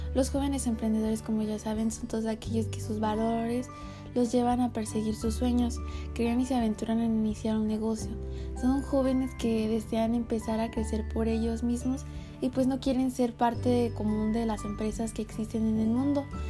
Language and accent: Spanish; Mexico; como los mexicanos que somos